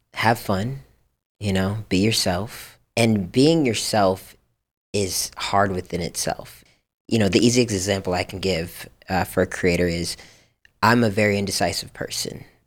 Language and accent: English; Japan; now in Los Angeles, United States; I grew up in Japan